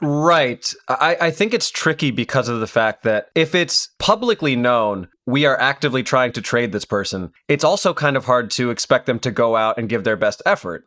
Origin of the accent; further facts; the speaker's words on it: Aurora, Illinois, United States; Naperville, which is not far from where I grew up in Aurora. It's like a, a suburb of Chicago